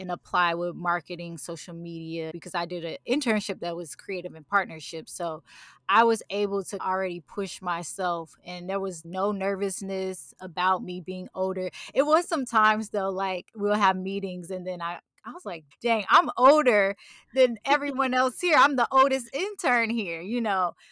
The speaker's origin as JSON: {"language": "English", "town": "St. Louis", "region": "Missouri", "country": "United States", "tie": "born or raised there", "said": "I wanna start a foundation here in Saint Louis for music programs for young women"}